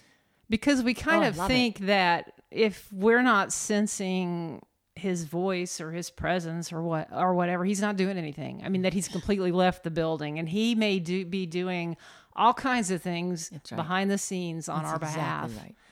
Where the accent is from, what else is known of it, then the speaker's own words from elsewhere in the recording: Indiana, United States; I'm from Indiana.